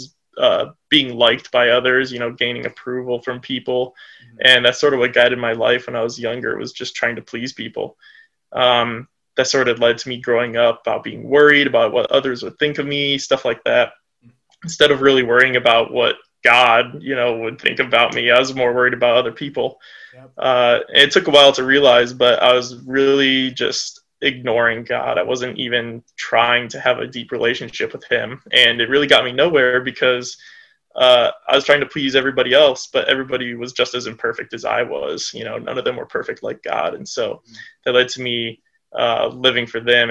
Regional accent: Brunswick, Ohio, United States; I'm from Brunswick, Ohio. It's a suburb of Cleveland, about half an hour south. So yeah, Northeast Ohio all the way

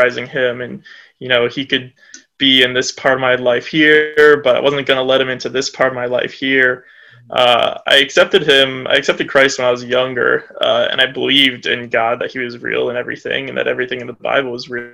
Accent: Brunswick, Ohio, United States; I'm from Brunswick, Ohio. It's a suburb of Cleveland, about half an hour south. So yeah, Northeast Ohio all the way

